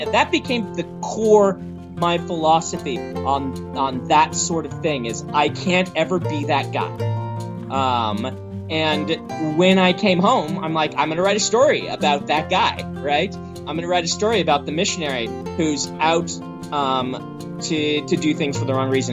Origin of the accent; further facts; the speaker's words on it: Nebraska, United States; moved away as an adult; now in Utah, United States; Growing up in Nebraska, which is very green